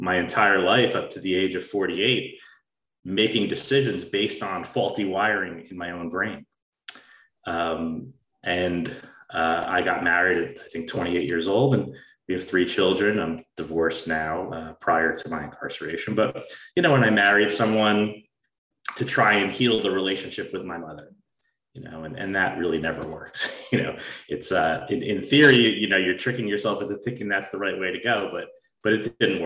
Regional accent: New Jersey, United States; I grew up in New Jersey, a suburb of New York City, to a very solid family

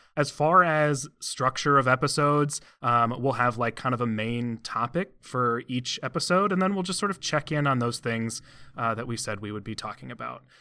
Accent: Cleveland, Ohio, United States; I hail from and currently live in the Cleveland area

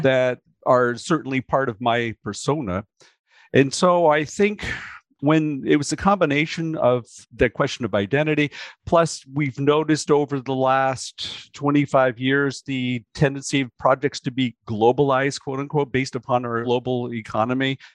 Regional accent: United States; growing up in the United States where people come from everywhere

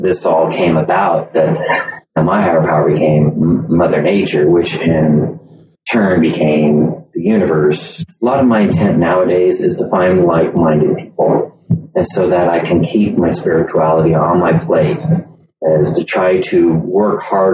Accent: Loomis, California, United States; I grew up here in Loomis

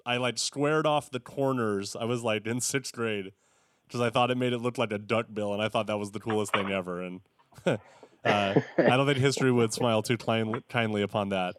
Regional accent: Visalia, California, United States; I grew up in the Central Valley in uh, Tulare, Visalia area

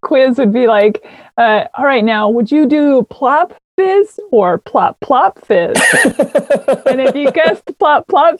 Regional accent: Seattle, Washington, United States; I started life in other countries mostly, but Seattle's where I grew up.

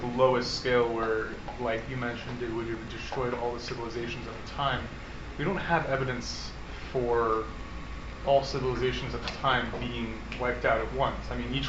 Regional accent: Baltimore, Maryland, United States; I'm from Baltimore.

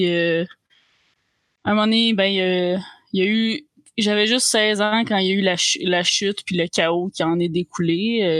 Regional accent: Italy; French is a second language; Je suis italienne et j'ai 26 ans. Je ferai pas d'accent tout le long parce que...

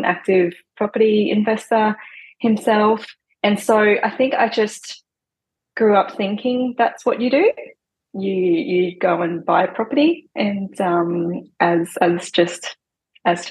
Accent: Hong Kong; now in Gold Coast, Australia; Growing up in Hong Kong, I was just surrounded by food everywhere

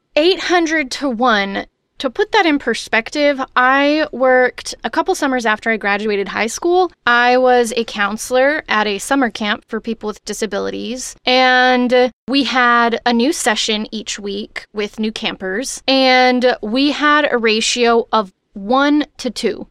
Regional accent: Texas, United States; I'm from Texas

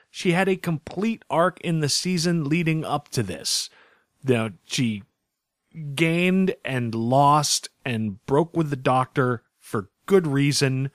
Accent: United States; As an American

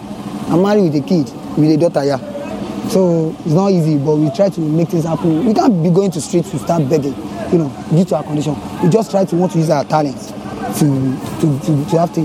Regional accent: Lagos, Nigeria; also born or lived in Osun State; I am from Osun State. I was born here in Lagos.

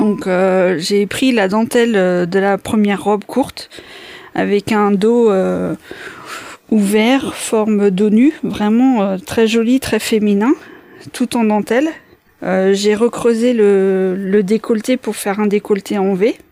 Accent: Craon, Pays de la Loire, France; also born or lived in Laval; je suis originaire de Cran, j'habite à Bouchon-les-Crans, donc pas très loin.

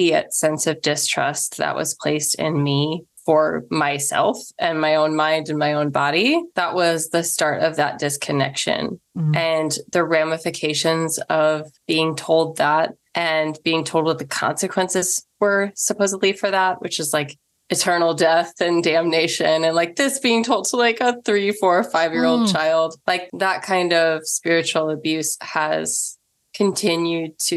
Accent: Missouri, United States; also born or lived in Illinois; I grew up in Missouri and Illinois, just across the river from Illinois.

